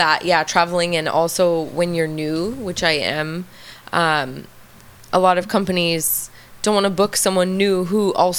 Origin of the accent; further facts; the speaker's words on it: Southern California, United States; moved away as an adult; also born or lived in Arizona; now in California, United States; Originally from Southern California.